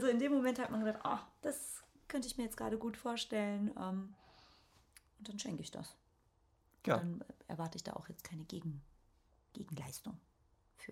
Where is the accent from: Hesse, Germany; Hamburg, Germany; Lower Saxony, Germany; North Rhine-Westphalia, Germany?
North Rhine-Westphalia, Germany; Ruhr area; Ich komme ja eigentlich aus dem Ruhrgebiet